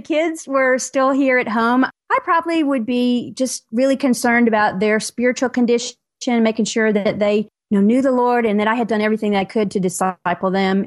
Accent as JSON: {"language": "English", "region": "Tennessee", "country": "United States", "tie": "born or raised there", "accent": "Southern", "moved": "yes", "said": "I am a Southerner by birth. I'm from Tennessee originally, so if you hear a little bit of accent there, that's what that is"}